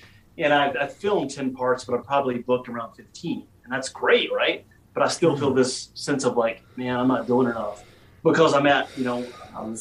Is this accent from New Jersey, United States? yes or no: no; Virginia, United States; once I came back to my hometown in Virginia